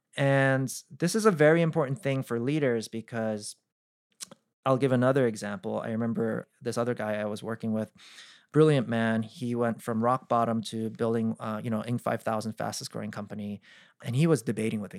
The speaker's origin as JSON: {"language": "English", "region": "East Coast", "country": "United States", "said": "I'm from the East Coast"}